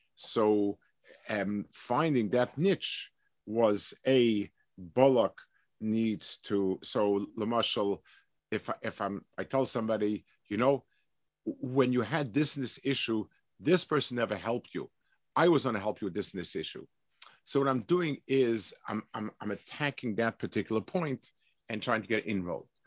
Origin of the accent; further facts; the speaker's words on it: New York City, New York, United States; I, I grew up in Lower East Side.